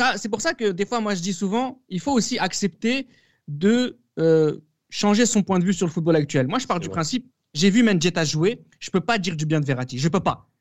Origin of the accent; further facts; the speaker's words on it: France; en tant que Français